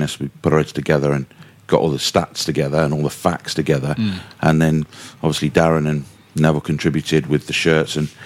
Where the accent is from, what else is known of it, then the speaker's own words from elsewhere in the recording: Wales, United Kingdom; As a Welshman, a Hereford fan